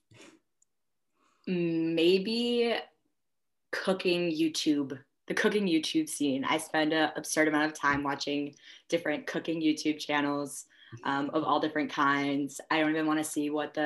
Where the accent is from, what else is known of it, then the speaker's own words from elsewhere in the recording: Chicago, Illinois, United States; moved away as an adult; now in Minnesota, United States; I'm originally from the Chicagoland area, northern suburbs